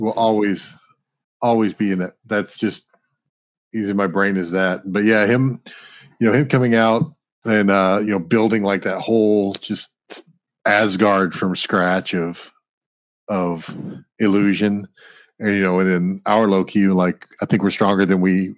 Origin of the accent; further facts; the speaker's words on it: the South, United States; I'm from the South